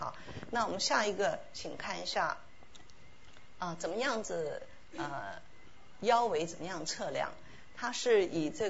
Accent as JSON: {"language": "Chinese", "country": "Taiwan", "said": "我们从台湾来的话，都知道台湾的水果是非常好吃，而且产量非常多，非常丰富。"}